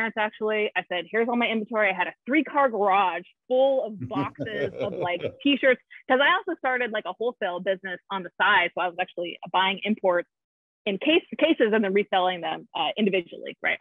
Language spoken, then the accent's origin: English; Southern California, United States; moved away; I grew up in Southern California